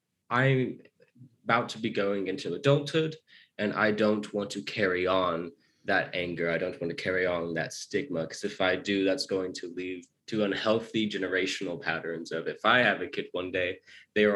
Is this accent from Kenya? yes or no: no; Arkansas, United States; also born or lived in Japan / China; I grew up in the American South in a small state called Arkansas